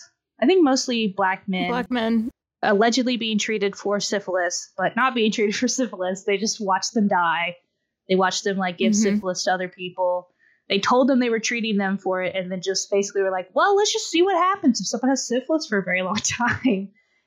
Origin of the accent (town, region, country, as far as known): United States